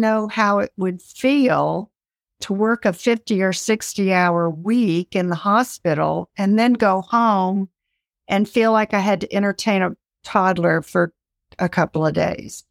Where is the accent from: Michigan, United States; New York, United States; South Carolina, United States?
South Carolina, United States; I grew up in South Carolina in a typical home